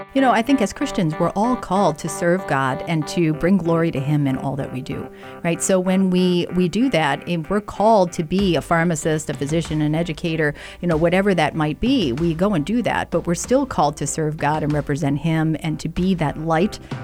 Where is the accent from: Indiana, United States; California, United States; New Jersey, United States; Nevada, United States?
New Jersey, United States; also born or lived in Philadelphia; now in Rochester, United States; I'm from New Jersey originally